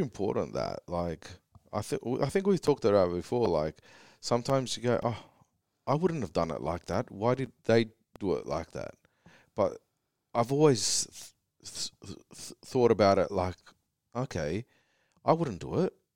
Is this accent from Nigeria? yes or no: no; Australia; we're Australian